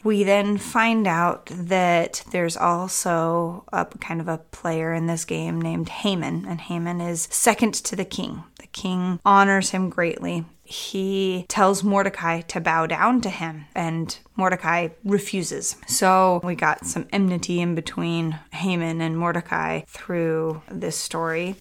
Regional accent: St. Louis, Missouri, United States; I grew up in St. Louis

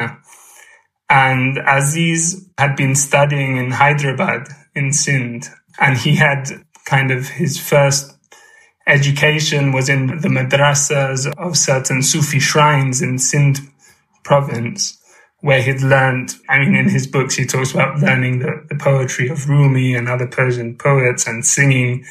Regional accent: Gibraltar; my hometown, Gibraltar, in the south of Spain

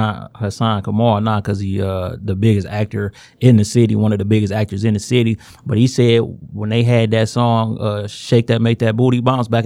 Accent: Inkster, Michigan, United States; I'm from the town. I'm from Inkster

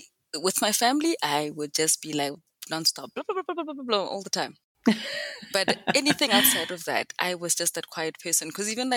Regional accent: South Africa; also born or lived in Benoni, South Africa; I am South African. I live in a I don't think it's a small, it's not a small town. It's a city, but it has small town mentality and tendencies. It's called Benoni, which is not too far out from Johannesburg

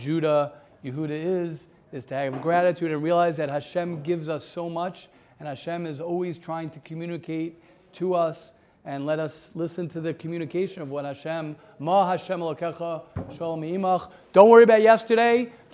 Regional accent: United States; I'm an American guy

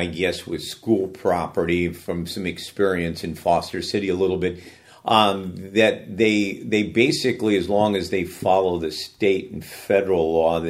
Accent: Daly City, California, United States; I grew up in Daly City.

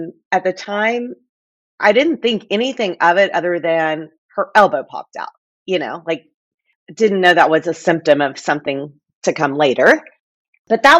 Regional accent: Fort Worth, Texas, United States; now in Coppell, United States; I'm from Fort Worth

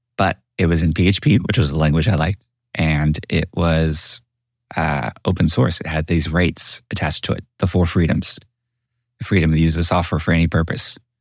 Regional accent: Houston, Texas, United States; I am a boy from Houston, Texas

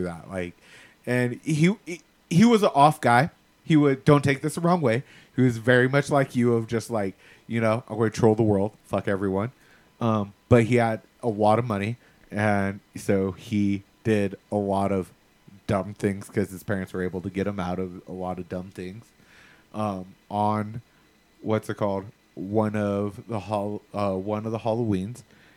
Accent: the South, United States; I'm from the South. I understand Southern pride

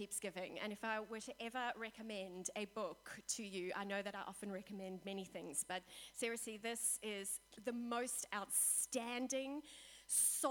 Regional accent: South Africa; we in South Africa

